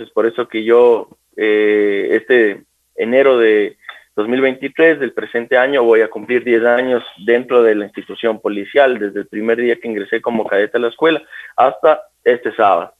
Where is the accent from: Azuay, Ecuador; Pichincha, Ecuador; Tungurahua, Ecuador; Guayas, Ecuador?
Pichincha, Ecuador; Quito; soy oriundo de acá de la ciudad de Quito